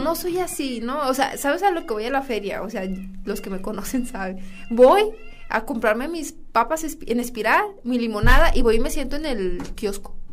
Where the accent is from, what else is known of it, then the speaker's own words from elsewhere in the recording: San Buenaventura, Coahuila, Mexico; Que estoy orgullosa de ser de San Buena.